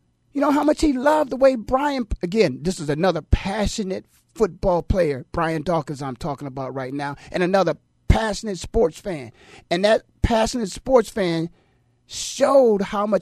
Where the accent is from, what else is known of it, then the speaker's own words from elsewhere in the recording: Canton, Ohio, United States; moved away as an adult; also born or lived in Philadelphia; I was born and raised in Canton, Ohio.